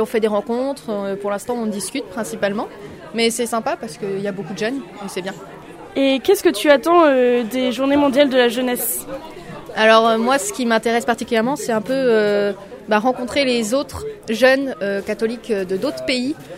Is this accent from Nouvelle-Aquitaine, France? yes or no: yes; Sare, Nouvelle-Aquitaine, France; Je viens de Sarre, donc un petit village du diocèse de Bayonne